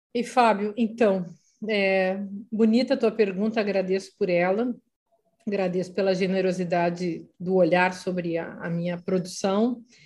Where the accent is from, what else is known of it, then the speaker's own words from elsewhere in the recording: Vacaria, Rio Grande do Sul, Brazil; also born or lived in Paris; now in Lisbon, Portugal; Eu peguei neve em Vacaria passei a vida atravessando a geada. Imagina o que, é ir para o colégio de saia com uma conga